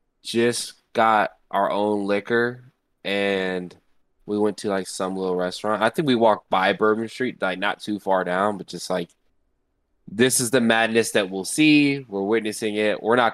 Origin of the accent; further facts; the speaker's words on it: Chicago, Illinois, United States; I'm from Chicago.